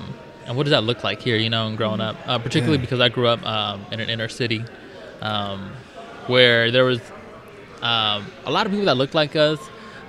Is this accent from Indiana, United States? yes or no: yes; Northwest Indiana, United States; I'm 26. I am from Northwest Indiana. Okay. Born and raised.